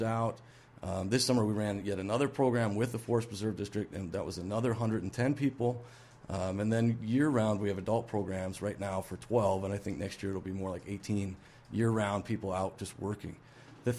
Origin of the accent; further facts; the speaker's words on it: Bartlett, Illinois, United States; moved away as an adult; also born or lived in Indianapolis, Indiana; I'm from Bartlett, so in the Cook County part of Bartlett. I grew up there.